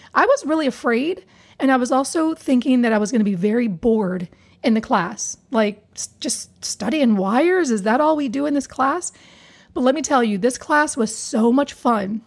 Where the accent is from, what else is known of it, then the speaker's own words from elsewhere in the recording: Hagerstown, Maryland, United States; moved away; I grew up in Hagerstown, Maryland, Western Maryland